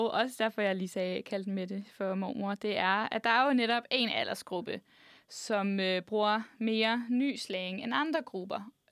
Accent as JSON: {"language": "Danish", "town": "Frederiksberg", "region": "Capital Region of Denmark", "country": "Denmark", "said": "Jeg er fra Frederiksberg."}